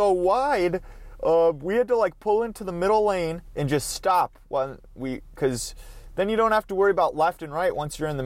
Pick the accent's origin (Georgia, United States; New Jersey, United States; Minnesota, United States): Minnesota, United States; accent: Minnesotan; my Minnesotan accent